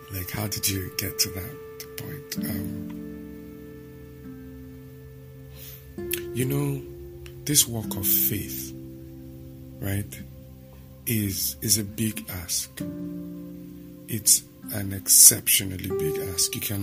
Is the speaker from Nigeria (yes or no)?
yes; Nigeria; I'm a Nigerian